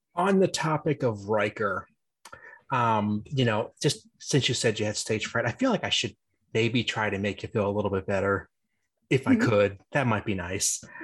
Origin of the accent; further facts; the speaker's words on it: Pennsylvania, United States; I'm from Pennsylvania too